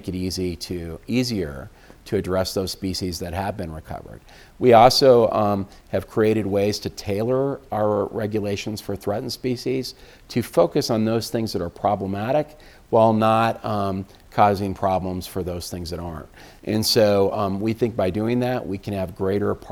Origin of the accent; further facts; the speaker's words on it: Colorado, United States; now in Washington, D.C., United States; I grew up in the West